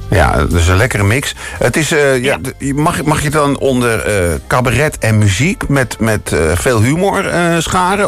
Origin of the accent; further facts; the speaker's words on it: Purmerend, North Holland, Netherlands; mijn geboorteplaats eh, Purmerend